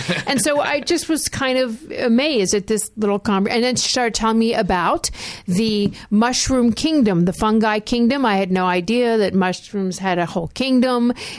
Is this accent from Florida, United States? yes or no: yes; Miami Beach, Florida, United States; I grew up in Miami Beach.